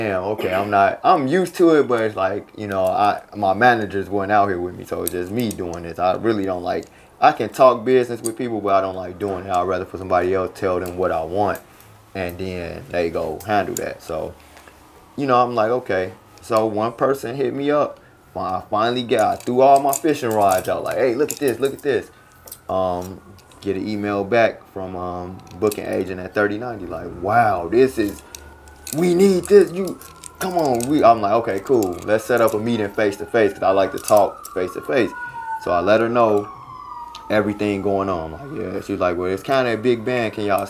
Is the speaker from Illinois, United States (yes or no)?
yes; Chicago, Illinois, United States; and I'll be like, I'm from Chicago, and they're like, what?